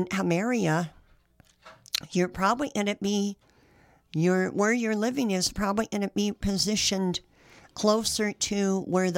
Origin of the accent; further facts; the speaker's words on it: San Jose, California, United States; now in Sacramento, United States; I grew up in San Jose